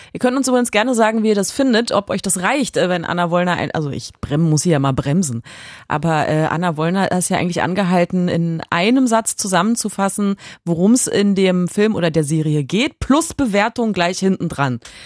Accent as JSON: {"language": "German", "area": "Cologne/Düsseldorf area", "region": "North Rhine-Westphalia", "country": "Germany", "said": "Köln und Düsseldorf, das ist ja die Gegend, aus der ich komme."}